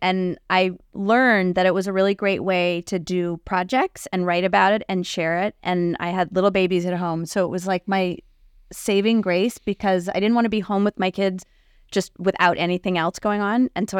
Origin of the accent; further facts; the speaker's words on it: D.C., Washington, D.C., United States; also born or lived in New York City; now in Connecticut, United States; I grew up outside of Washington, D.C., and then I moved to New York City, where I reconnected with my husband, who grew up in Connecticut.